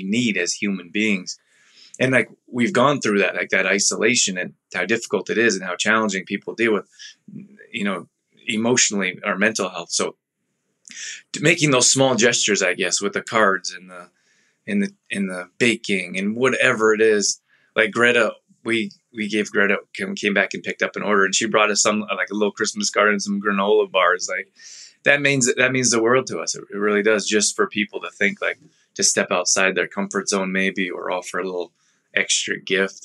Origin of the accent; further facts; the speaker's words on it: Calgary, Alberta, Canada; moved away; grew up in Calgary